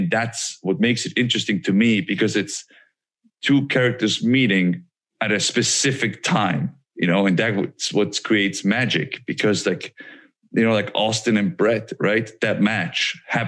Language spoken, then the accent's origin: English; Switzerland; moved away; I'm a kid from Switzerland that wanted to be a pro wrestler. And like wrestling is not big in Switzerland